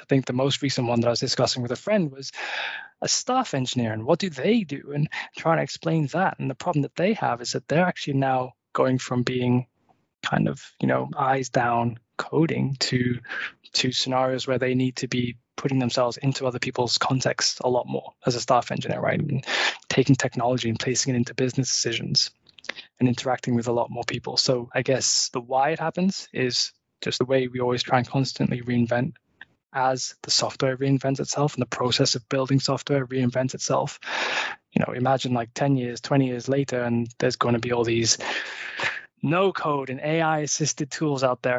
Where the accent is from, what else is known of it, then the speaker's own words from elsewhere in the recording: just outside Liverpool, North West England, United Kingdom; now in Malmö, Sweden; I'm a Brit. I actually grew up just outside Liverpool in England. Uh, I now live in Malmö